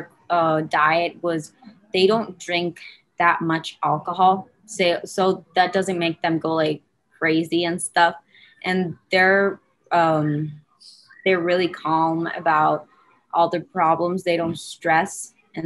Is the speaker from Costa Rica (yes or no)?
yes; Costa Rica; I was born in Costa Rica